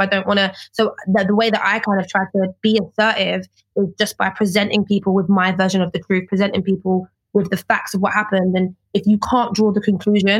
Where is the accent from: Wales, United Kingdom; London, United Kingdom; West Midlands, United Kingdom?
London, United Kingdom; I am from Peckham